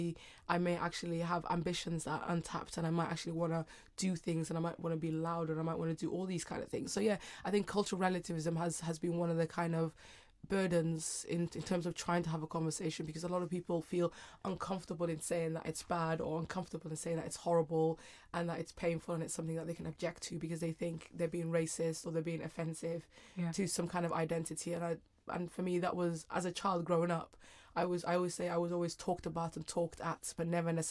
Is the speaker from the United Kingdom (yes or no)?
yes; United Kingdom; and then being very British as well at the same time. I just was trying to figure out what girls like me meant.